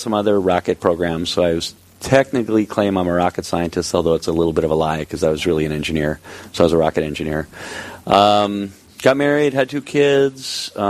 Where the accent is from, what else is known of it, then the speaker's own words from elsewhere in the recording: Cloquet, Minnesota, United States; moved away as an adult; also born or lived in San Diego; so I grew up in Cloquet, attended Our Lady of Sacred Heart School back then